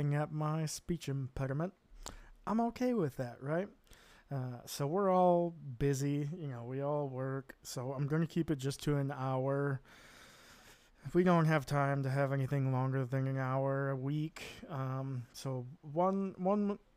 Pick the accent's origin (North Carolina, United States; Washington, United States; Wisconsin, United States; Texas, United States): Wisconsin, United States; moved away as an adult; now in Netherlands; I'm an American, grew up in the Midwest in the Wisconsin area